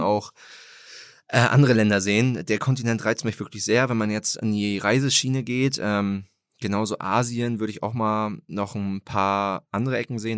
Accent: Germany; also born or lived in Greifswald; now in Hamburg, Germany; also ich bin in Hamburg geboren, äh, dann mhm. hier vor den Toren Hamburgs aufgewachsen

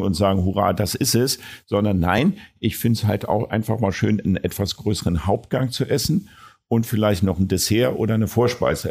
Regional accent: Berlin, Germany; als Berliner

